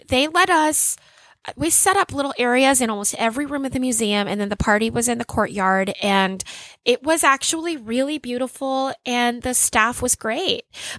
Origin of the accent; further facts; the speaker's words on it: Louisiana, United States; And I come from Louisiana.